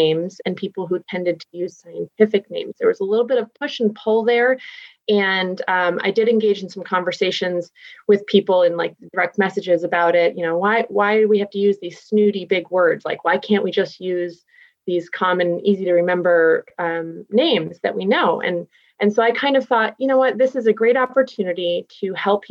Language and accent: English; Massachusetts, United States; first language English; now in Pacific Northwest, United States; I'm from Massachusetts